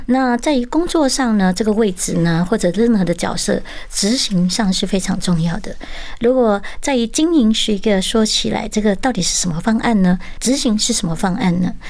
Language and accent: Chinese; Malacca, Malaysia; moved away as an adult; also born or lived in Kuala Lumpur, Malaysia / Thailand; 我出生在马来西亚，嗯。呃，其实过后呢，就二十岁我是离乡背井马六甲，然后到吉隆坡去求学，嗯。那二十三岁去泰国